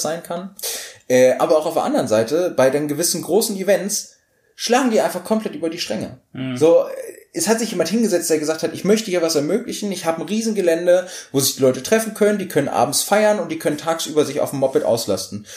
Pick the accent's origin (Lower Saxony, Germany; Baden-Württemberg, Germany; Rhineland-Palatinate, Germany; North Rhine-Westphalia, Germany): Lower Saxony, Germany; Hanover; wir kommen aus Hannover und als Hannoveraner